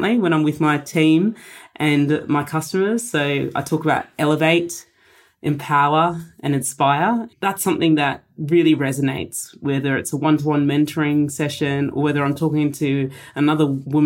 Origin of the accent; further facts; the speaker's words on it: Australia; a Polish-Indian heritage, and I'm first-generation Australian